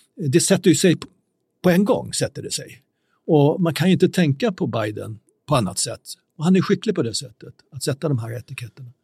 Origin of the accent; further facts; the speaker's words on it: Sweden; som svenskar